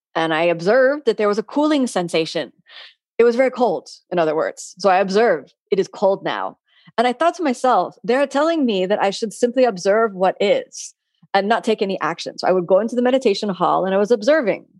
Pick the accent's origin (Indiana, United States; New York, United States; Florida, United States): Florida, United States; Miami; I'm someone from Florida and from Miami. I'm born and raised here